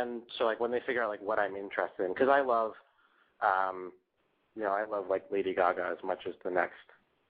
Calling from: New York City, New York, United States; I am 19, calling from the Big Apple, New York City.

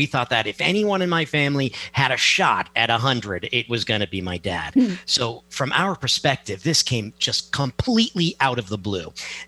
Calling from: Milford, Connecticut, United States; I am in Connecticut. Milford, Connecticut.

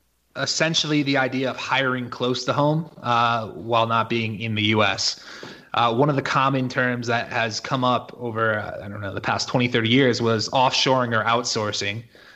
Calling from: Mexico; And actually, I'm coming from Mexico right now on this call. This is where I live.

